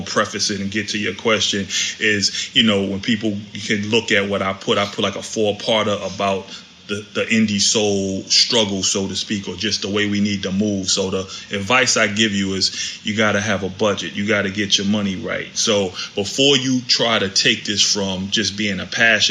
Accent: New York City, New York, United States; moved away; also born or lived in Washington, D.C.; I'm D.C. and New York, born and raised in Harlem, New York City.

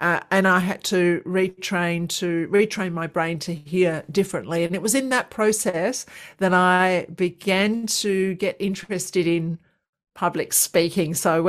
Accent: London, United Kingdom; moved away as an adult; now in Australia; I'm from London. I did all my training in London and then came over to Australia

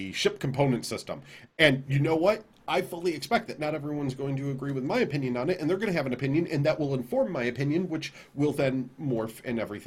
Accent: United States; I'm American and I'm a loudmouth American

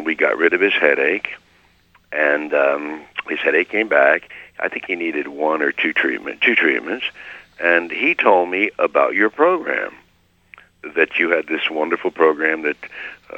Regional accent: Hopewell, New Jersey, United States; I grew up in Hopewell, New Jersey

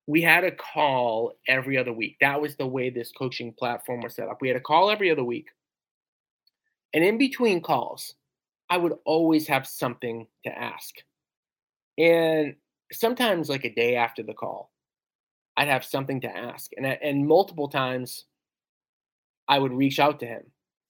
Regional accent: Revere, Massachusetts, United States; I grew up in Revere, Mass

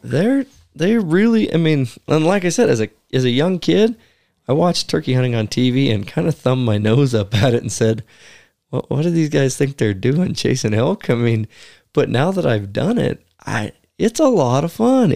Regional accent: the West, United States; growing up in the West

